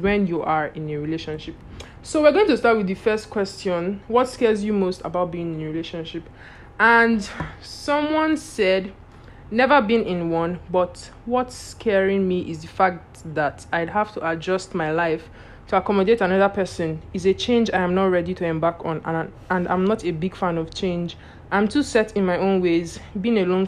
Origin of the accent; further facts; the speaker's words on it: Nigeria; as a Nigerian